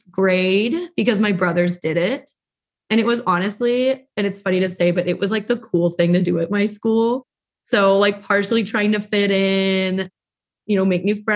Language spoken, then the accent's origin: English; Visalia, California, United States; So originally I'm from the Central Valley, California, a little big town called Visalia.